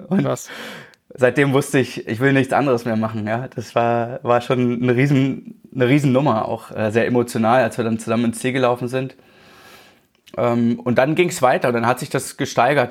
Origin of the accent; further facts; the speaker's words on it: Berlin, Germany; moved away as an adult; now in Allgäu, Germany; ich bin tatsächlich in Berlin aufgewachsen, äh, 30 Jahre lang